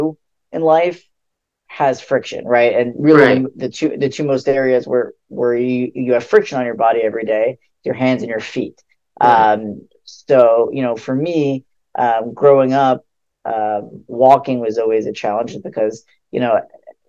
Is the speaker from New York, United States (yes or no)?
yes; West Hempstead, New York, United States; also born or lived in Queens, New York; most of my childhood, I grew up in West Hempstead, which is Long Island. I lived there basically all my life until I went to college